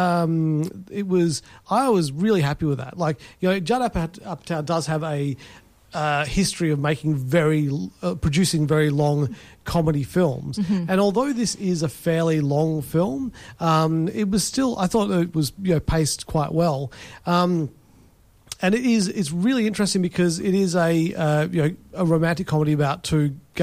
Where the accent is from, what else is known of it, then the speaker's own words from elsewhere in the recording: England, United Kingdom; now in Perth, Australia; I go pints and half pints. I'm English.